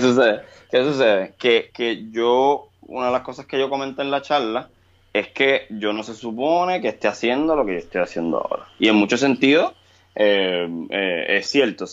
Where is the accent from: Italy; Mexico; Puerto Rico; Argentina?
Puerto Rico; Cuando yo empiezo a existir en los escenarios de Puerto Rico